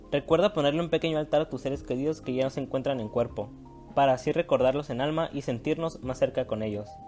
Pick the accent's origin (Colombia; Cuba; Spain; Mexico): Mexico